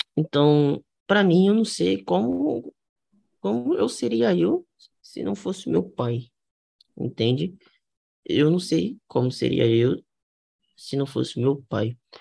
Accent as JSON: {"language": "Portuguese", "region": "Rio de Janeiro", "country": "Brazil", "tie": "born or raised there", "said": "eu sou do Rio de Janeiro. Eu cresci, fui nasci e cresci no Rio de Janeiro com meu pai e minha mãe"}